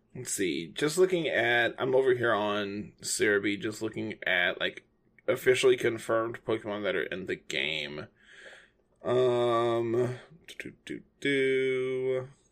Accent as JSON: {"language": "English", "country": "United States", "said": "I am an English-speaking American"}